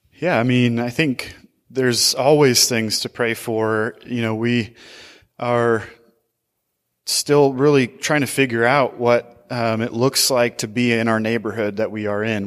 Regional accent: Portland, Oregon, United States; moved away as an adult; now in Seattle, United States; I grew up in Portland

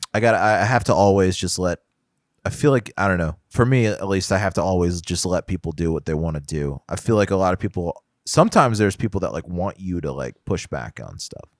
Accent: Houston, Texas, United States; growing up in Houston was definitely like, get on the highway

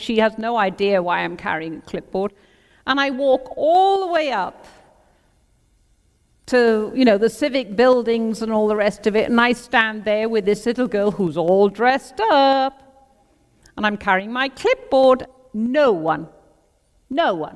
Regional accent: Crickhowell, Wales, United Kingdom; I was born and bred in Crickhowell in Breconshire.

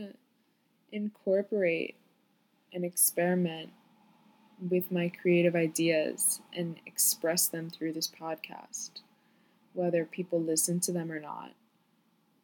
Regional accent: Florida, United States; moved away as an adult; also born or lived in New York; now in New York City, United States; I was born in New York, but I grew up in Florida

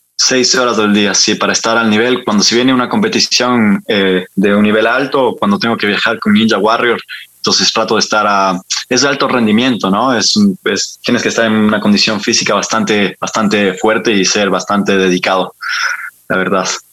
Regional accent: Ibarra, Imbabura, Ecuador; moved away as an adult; also born or lived in France / Bilbao, Spain / Barcelona, Spain; now in Spain; yo soy barreño, yo soy de la Ciudad Blanca, de los lados de Paila

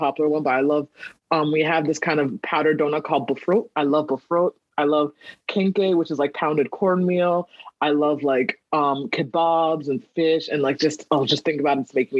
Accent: Laurel, Maryland, United States; also born or lived in Kumasi, Ghana / Washington, District of Columbia, United States / Silver Spring, Maryland / Columbia, Maryland; from six until adulthood, I lived in the Laurel area. I went to school in Howard County. I've just been here the majority of my life.

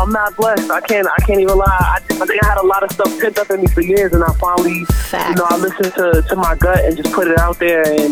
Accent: Boston, Massachusetts, United States; I'm from Roxbury. That's all day, every day. So, Roxbury, yeah, Boston, Academy Homes, where I grew up, born and raised, BPS kid

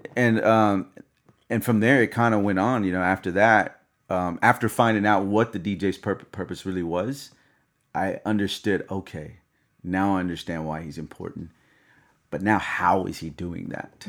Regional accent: the South, United States; I'm from the South

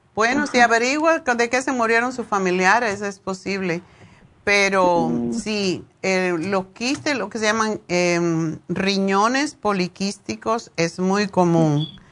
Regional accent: Cuba; moved away; yo me fui de Cuba hace como 100 años

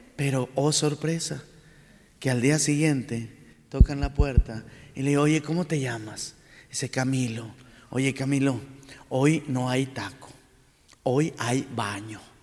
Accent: Saltillo, Coahuila, Mexico; also born or lived in Monclova / Rome; nuestra ciudad

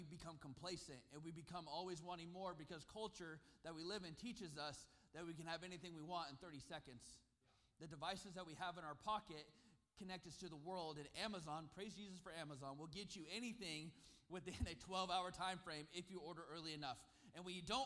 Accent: Susanville, California, United States; born or raised there; also born or lived in Sacramento, California

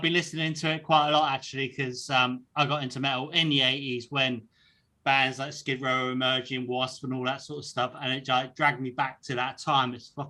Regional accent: South West England, United Kingdom; now in North East England; I'm from down south originally. I'm from a place in Devon, which is like right down the bottom, and I now live in the northeast with the Geordies, YI and all that. So yeah, my accent's all over.

